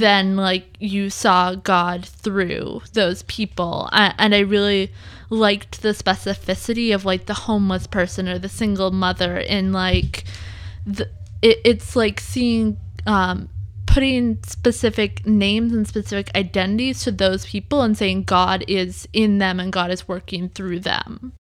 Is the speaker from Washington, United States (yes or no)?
yes; suburb of Seattle, Washington, United States; also born or lived in Iowa; we moved from Iowa to a suburb of Seattle